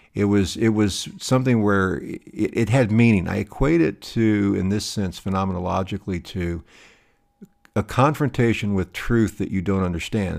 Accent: High Plains, Southwest, United States; I grew up in a small town in, uh, in, in the Southwest on the High Plains

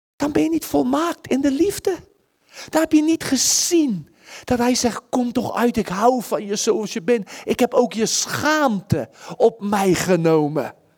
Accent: Netherlands; als Nederlanders

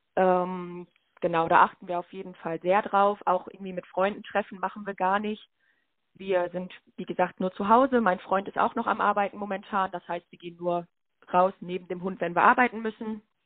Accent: Lüdenscheid, North Rhine-Westphalia, Germany; also born or lived in Schalksmühle / Meinerzhagen; Ich bin 23 Jahre alt, geboren in Lüdenscheid

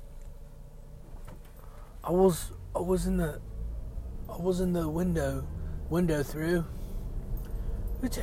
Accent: United States; I'm American

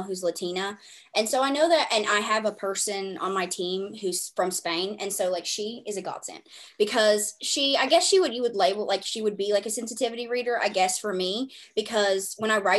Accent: the South, United States; I was raised in the South

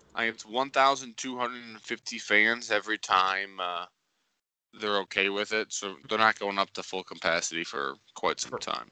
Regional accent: St. Louis, Missouri, United States; we're all from St. Louis

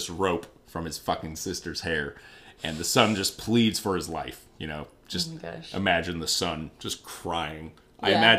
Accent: Nebraska, United States; I'm from Nebraska.

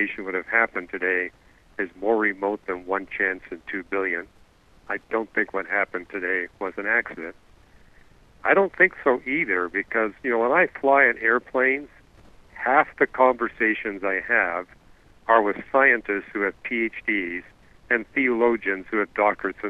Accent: Canada; I'm not from Germany. I'm from Canada

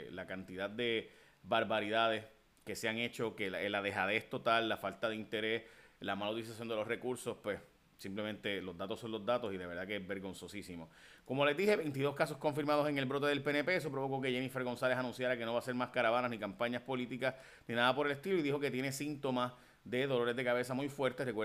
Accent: Chicago, Illinois, United States; born there; yo me siento inmigrante y nací en Estados Unidos, nací en Chicago.

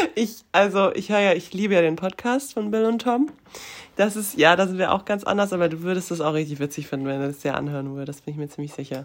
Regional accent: near Frankfurt, Hesse, Germany; now in Cologne, Germany; ich komme ja aus der Nähe von Frankfurt

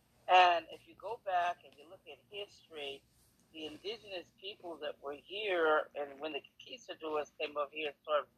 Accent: New York City, New York, United States; For one thing, I'm from New York City, the Boogie Down, the Bronx, like J-Lo, and Manhattan

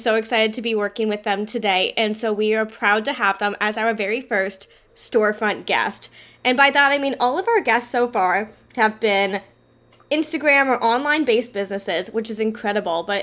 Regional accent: Cambridge, Ontario, Canada; I'm from around Cambridge

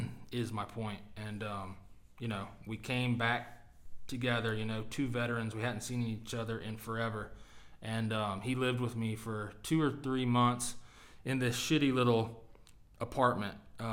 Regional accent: North Carolina, United States; moved away as an adult; also born or lived in Norfolk, Virginia; I'm originally from North Carolina.

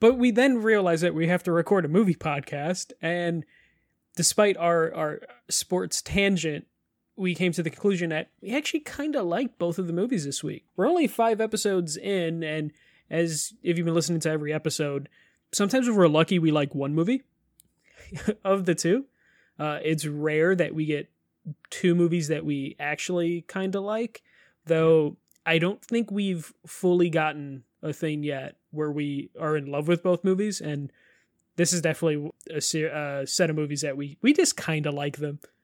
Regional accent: Chicago, Illinois, United States; we're both from Chicago

